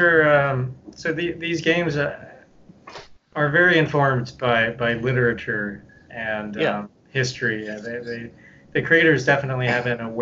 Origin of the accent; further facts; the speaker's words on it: United States; growing up in America